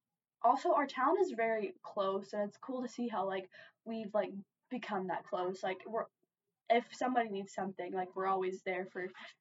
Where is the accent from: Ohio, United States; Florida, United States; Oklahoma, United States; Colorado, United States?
Oklahoma, United States; Tecumseh; growing up in Tecumseh, and I have enjoyed growing up in Tecumseh, and it's a good town